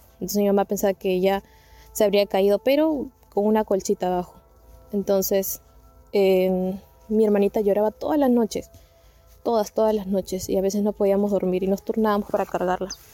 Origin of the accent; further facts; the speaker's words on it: Peru; yo soy de Perú